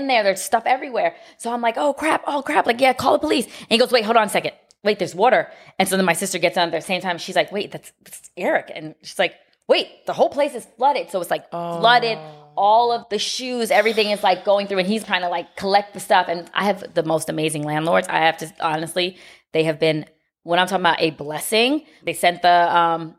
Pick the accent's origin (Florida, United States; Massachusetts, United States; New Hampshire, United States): Florida, United States; Miami; I grew up in Miami